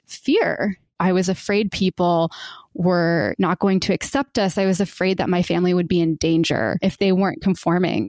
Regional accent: Warner Robins, Georgia, United States; born or raised there

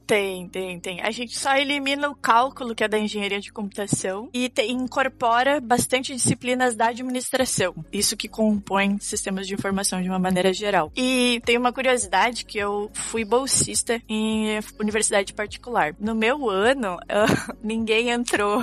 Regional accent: Cachoeira do Sul, Rio Grande do Sul, Brazil; Eu sou do interior do Rio Grande do Sul, lá bem do interior mesmo, Cachoeira do Sul

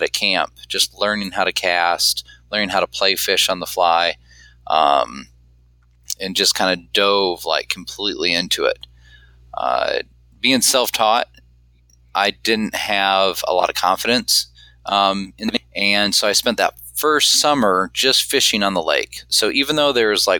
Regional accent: Michigan, United States; I grew up in Michigan

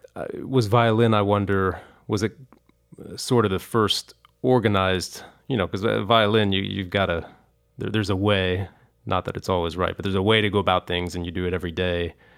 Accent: Kentucky, United States; I grew up in Kentucky

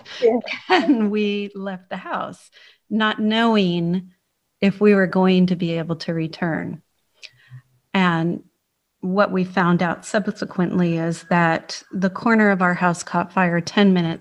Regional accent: San Francisco, California, United States; moved away as an adult; now in Cheltenham, United Kingdom; So I was born in San Francisco, California, and I lived in Northern California for all my life until I moved here.

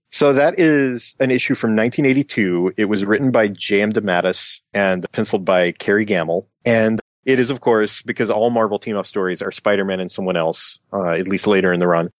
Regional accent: Appalachian Mountains, United States; as someone who was born and raised in the Appalachian Mountains

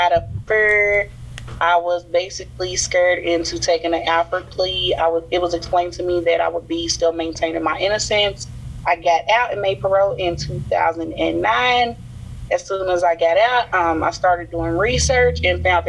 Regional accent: Louisville, Kentucky, United States; I'm an exoneree from Louisville, Kentucky

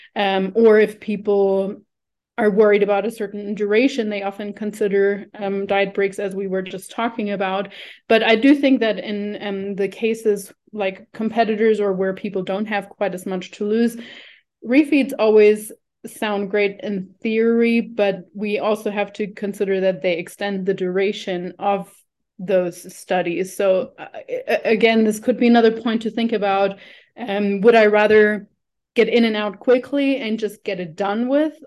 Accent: Germany; moved away as an adult; also born or lived in New Zealand; now in Colombia; I'm originally from Germany

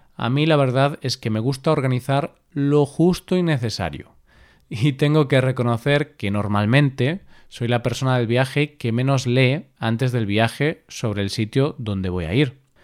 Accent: Vigo, Galicia, Spain; Vigo, mi ciudad natal

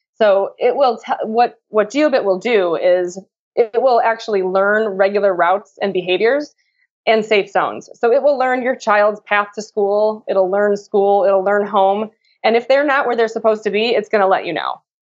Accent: Chicago, Illinois, United States; I'm from Chicago.

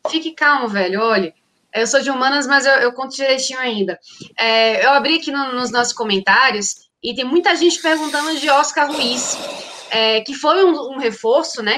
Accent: Northeast Region, Brazil; Que somos nordestinos

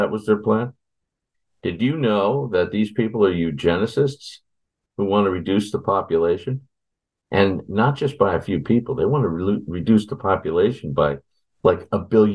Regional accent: United States; I'm American through and through, and I bleed red, white, and blue

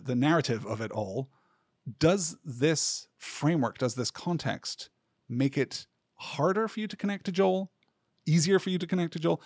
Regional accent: United Kingdom; growing up in Britain

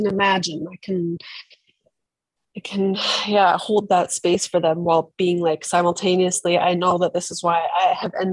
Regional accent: British Columbia, Canada; moved away as an adult; now in Berlin, Germany; originally from British Columbia, as I said, on the west coast of Canada, where I am right now

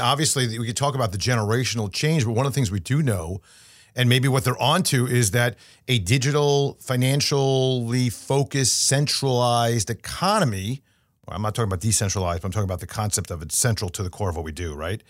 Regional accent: Binghamton, New York, United States; SUNY Binghamton, New York, my hometown

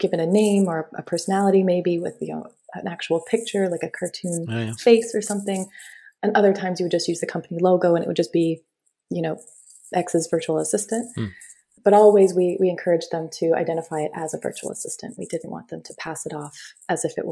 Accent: Windsor, Ontario, Canada; I was born and raised in Ontario, near Detroit. If you're picturing the map of the U.S., most people are more familiar with that. We're a small town called Windsor, right across the border.

